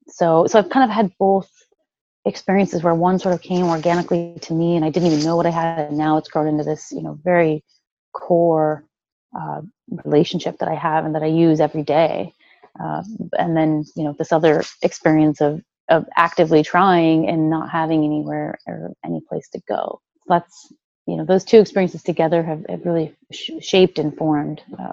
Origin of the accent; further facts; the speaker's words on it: Midwest, United States; You know, I grew up in the Midwest. You know, we have a really solid work ethic.